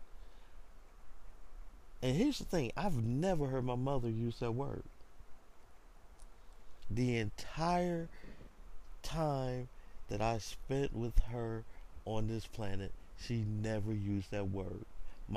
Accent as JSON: {"language": "English", "region": "the South", "country": "United States", "tie": "born or raised there", "said": "Especially growing up in the South. Growing up as a black man in the South in America"}